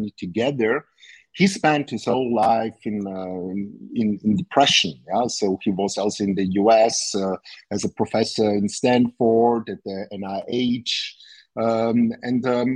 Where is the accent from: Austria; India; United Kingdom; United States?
Austria; I'm from Austria.